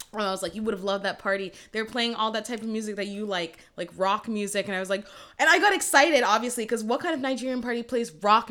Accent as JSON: {"language": "English", "town": "Brampton", "region": "Ontario", "country": "Canada", "tie": "born or raised there", "said": "I was raised in Brampton"}